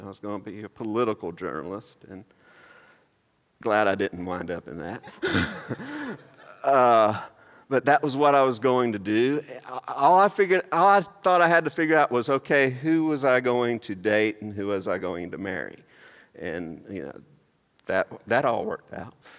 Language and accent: English; Maysville, United States; moved away; that's actually from my hometown